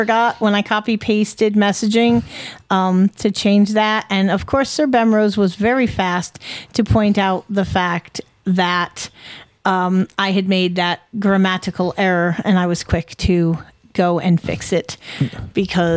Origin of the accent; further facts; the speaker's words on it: the North, United States; I'm from the North, my family never owned one